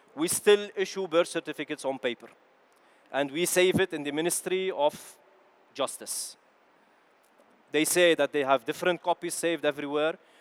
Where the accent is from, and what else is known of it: Lebanon; born or raised there; also born or lived in Kuwait; now in Netherlands